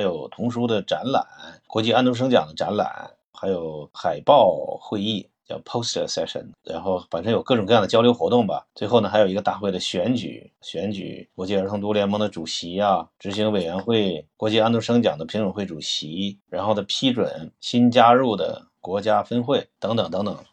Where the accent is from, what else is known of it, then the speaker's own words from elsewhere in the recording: Northeast China, China; 我是东北人